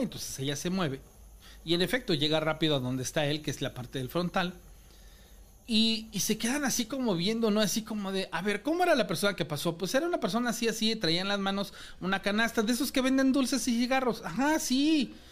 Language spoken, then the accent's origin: Spanish; Córdoba, Veracruz, Mexico; yo soy de Córdoba, Veracruz